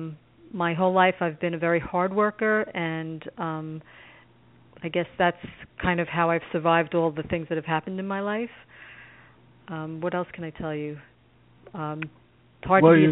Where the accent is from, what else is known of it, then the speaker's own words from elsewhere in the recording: New York City, New York, United States; I grew up in Brooklyn